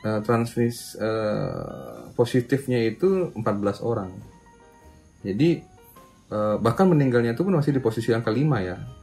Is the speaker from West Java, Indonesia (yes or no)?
no; Bali, Indonesia; aku orang Bali